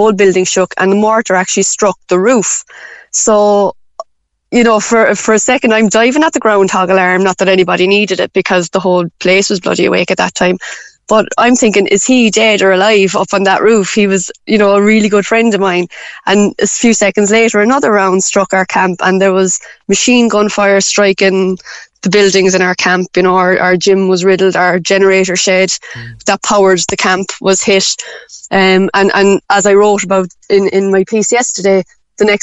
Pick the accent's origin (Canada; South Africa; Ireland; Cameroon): Ireland; we're very Irish